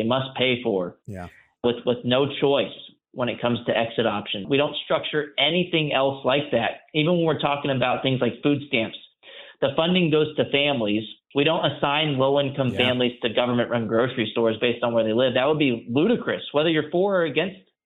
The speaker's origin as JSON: {"language": "English", "region": "Texas", "country": "United States", "tie": "born or raised there", "said": "I also benefited from a magnet school growing up in Texas"}